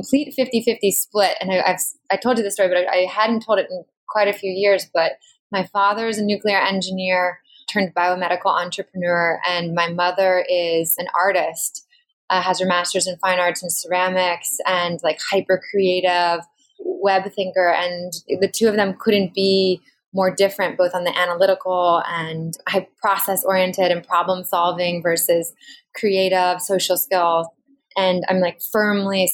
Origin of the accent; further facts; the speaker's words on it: Bay Area, Silicon Valley, California, United States; moved away as an adult; also born or lived in the South (college) / the Northeast; I'm from California. I grew up in the Bay Area in Silicon Valley through the 90s